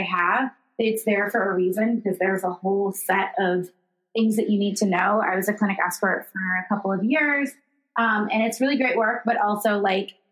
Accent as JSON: {"language": "English", "region": "Illinois", "country": "United States", "tie": "born or raised there", "said": "my home state of Illinois"}